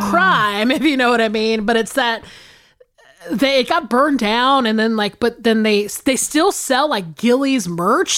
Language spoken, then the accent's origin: English; the South, United States; I grew up in the South